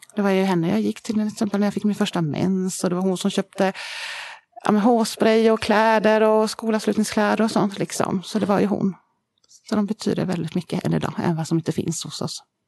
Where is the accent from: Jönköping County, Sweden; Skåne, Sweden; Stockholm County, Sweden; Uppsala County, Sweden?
Stockholm County, Sweden; Södertälje; vi är ju uppvuxna i Södertälje från början, kommer vi ifrån.